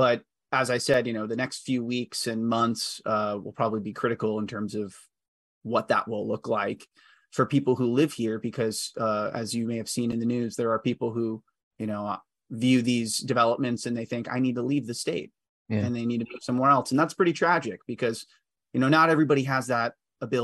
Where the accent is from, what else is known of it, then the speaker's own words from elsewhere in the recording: Grapevine, Texas, United States; my hometown public school board, Grapevine Colleyville